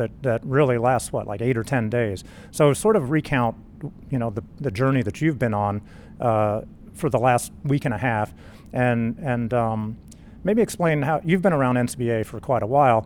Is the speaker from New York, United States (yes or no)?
no; Winchester, Tennessee, United States; I am from Winchester, Tennessee